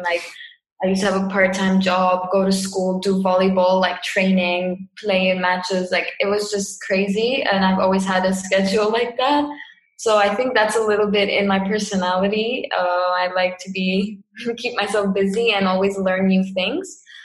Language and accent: English; Cyprus; moved away as an adult; also born or lived in England; I'm from Cyprus. Um, yeah, born here, lived here my whole life